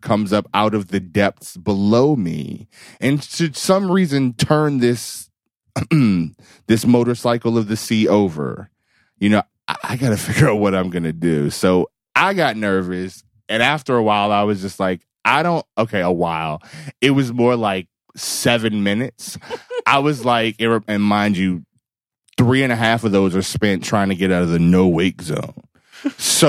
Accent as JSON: {"language": "English", "town": "Reston", "region": "Virginia", "country": "United States", "tie": "born or raised there", "said": "I grew up in Reston, Virginia"}